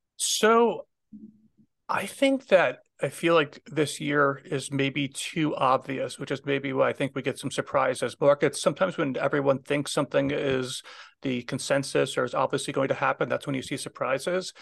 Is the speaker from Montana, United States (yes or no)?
no; Minnesota, United States; moved away; I'm originally from Minnesota, so I have a lot of friends still back there